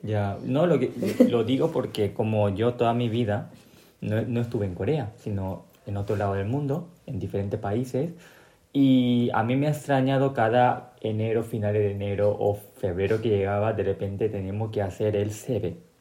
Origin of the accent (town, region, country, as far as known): Paraguay; born or raised there; also born or lived in South Korea (ancestry)